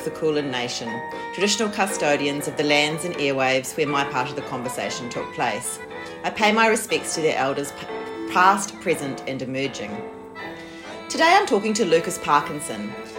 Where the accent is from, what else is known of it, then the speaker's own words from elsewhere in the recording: Christchurch, Canterbury, New Zealand; I'm from Ototahi, Christchurch